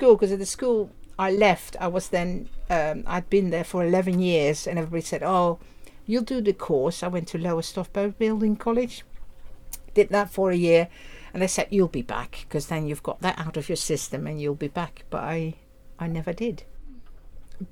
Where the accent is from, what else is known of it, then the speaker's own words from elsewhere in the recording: Netherlands; English is a second language; moved away as an adult; now in United Kingdom; I'm from Holland, or the Netherlands it should be, because Holland is only the coastal provinces of the Netherlands. Yes, born there